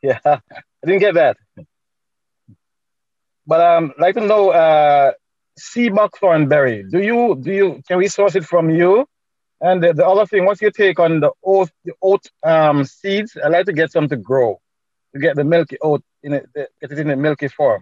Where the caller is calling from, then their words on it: Trenton, Ontario, Canada; I'm calling from Trenton in Ontario.